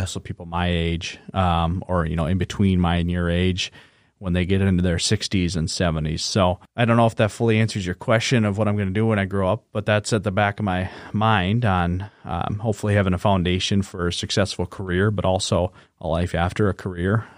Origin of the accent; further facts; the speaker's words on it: Webster, South Dakota, United States; now in Sioux Falls, United States; I'm from Webster.